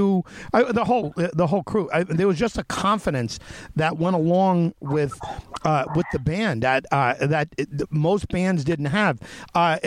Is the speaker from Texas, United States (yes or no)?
no; Long Island, New York, United States; I grew up on Long Island and in and around New York City.